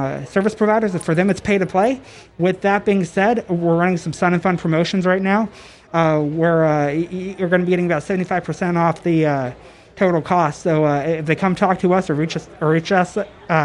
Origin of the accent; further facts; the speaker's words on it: Texas, United States; I'm from Texas here